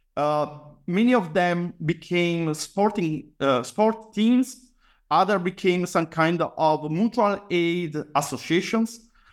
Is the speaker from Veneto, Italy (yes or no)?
yes; Padua, Veneto, Italy; I was born and raised uh, in Padua, actually in the outskirts uh, of the city